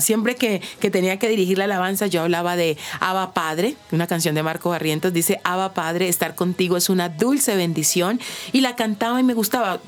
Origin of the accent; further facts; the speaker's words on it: Neiva, Huila, Colombia; yo en Tierra Caliente, yo soy de Neiva